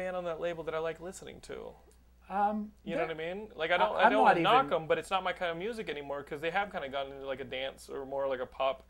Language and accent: English; Austin, Texas, United States; I'm from Austin